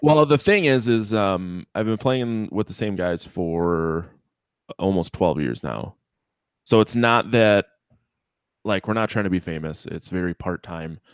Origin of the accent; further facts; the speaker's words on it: United States; 'cause I'm American